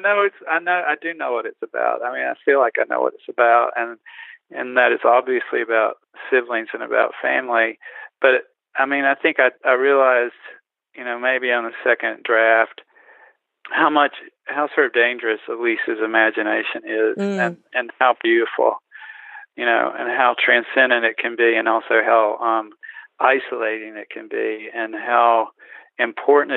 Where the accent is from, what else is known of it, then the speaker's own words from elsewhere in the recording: Eastern North Carolina, United States; where I grew up in Eastern North Carolina, where it never snowed.